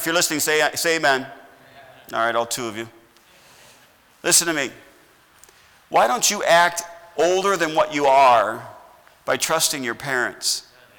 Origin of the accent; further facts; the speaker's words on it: United States; I'm glad I'm American